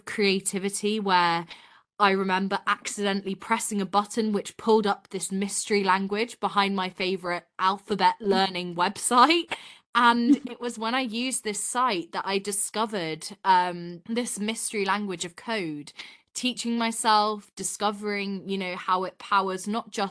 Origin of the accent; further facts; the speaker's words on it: Yorkshire and the Humber, United Kingdom; I'm based in Yorkshire in England. So up north in the countryside, such a beautiful area to grow up